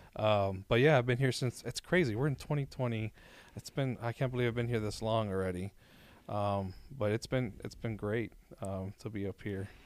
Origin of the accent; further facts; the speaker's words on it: Miami, Florida, United States; moved away as an adult; now in Orlando, United States; born and raised in Miami